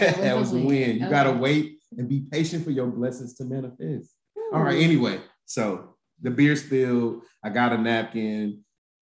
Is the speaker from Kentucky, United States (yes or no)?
no; Flint, Michigan, United States; I went to the only school in Flint that's still open